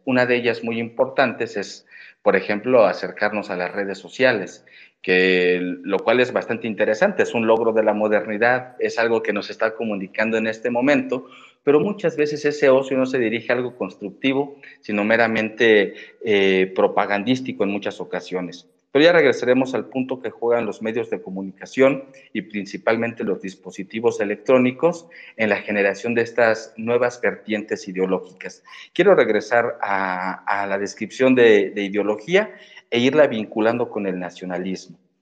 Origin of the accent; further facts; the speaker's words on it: Mexico; yo como mexicano